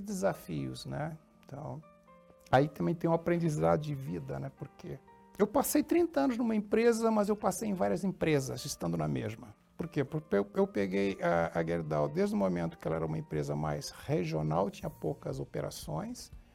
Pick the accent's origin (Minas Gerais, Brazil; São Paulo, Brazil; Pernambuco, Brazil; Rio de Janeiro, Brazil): Rio de Janeiro, Brazil; moved away as an adult; also born or lived in São João da Pesqueira, Portugal / Santa Catarina / Rio Grande do Sul; Eu vim para o Brasil com, com 4 anos de idade. Quando vim para o Brasil, eu fui morar no Rio de Janeiro, morei muitos anos no Rio de Janeiro